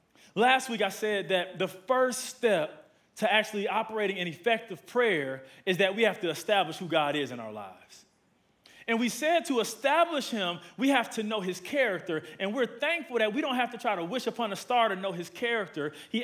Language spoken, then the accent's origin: English; Milwaukee, Wisconsin, United States; now in Atlanta, United States; I've been here for about 31 years. I'm originally from Milwaukee, Wisconsin, from the Midwest.